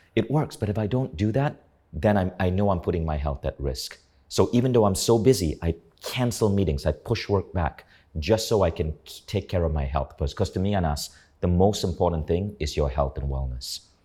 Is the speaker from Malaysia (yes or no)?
yes; Kuala Lumpur, Malaysia; moved away as an adult; also born or lived in United States; growing up in Malaysia